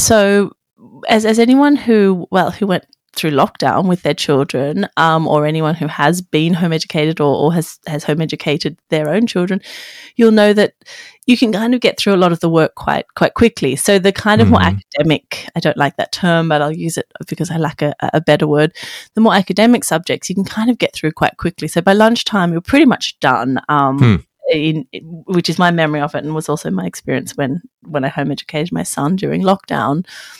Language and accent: English; Wagga Wagga, New South Wales, Australia; born or raised there; now in London, United Kingdom